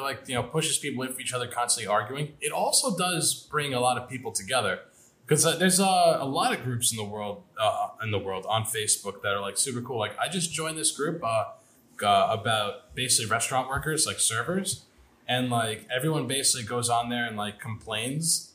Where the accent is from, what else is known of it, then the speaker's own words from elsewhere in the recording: New York, United States; also born or lived in Long Island; I'm from New York.